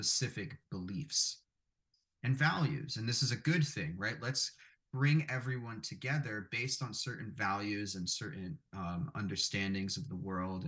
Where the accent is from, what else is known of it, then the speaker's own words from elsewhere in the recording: New York City, New York, United States; I grew up in Brooklyn, New York, a very, at the time, Italian neighborhood where I was from